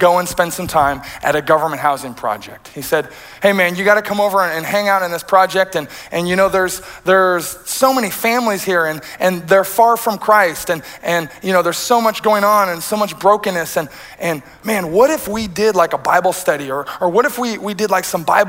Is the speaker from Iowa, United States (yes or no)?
yes; rural Iowa, United States; moved away; I'm a straight-laced kid who grew up in rural Iowa.